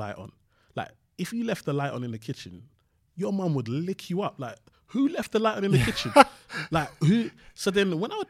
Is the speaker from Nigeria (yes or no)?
yes; Nigeria; I went to uni just because, obviously, being Nigerian, you have to go to university.